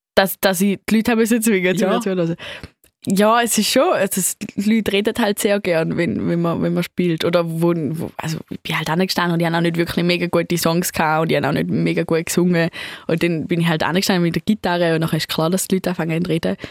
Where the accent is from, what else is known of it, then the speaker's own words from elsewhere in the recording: St. Gallen, Switzerland; accent: Swiss; mein englischer Akzent ist jetzt so ein, ein Mix zwischen so Schweizer Akzent ähm, und irgendwie so amerikanischem